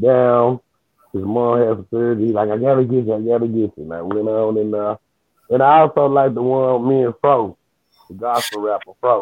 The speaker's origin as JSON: {"language": "English", "town": "Memphis", "region": "Tennessee", "country": "United States", "tie": "born or raised there", "said": "I really grew up in East Memphis"}